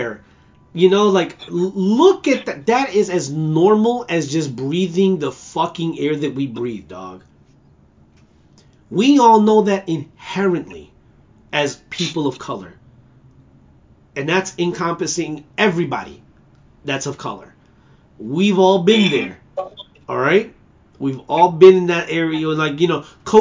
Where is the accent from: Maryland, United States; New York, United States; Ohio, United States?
New York, United States; New York City; I'm from Brooklyn, all right? BK all day, all right? You know, I do this. Flatbush